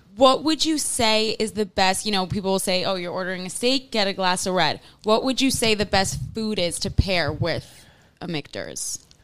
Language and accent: English; New York City, New York, United States; I remember growing up in Manhattan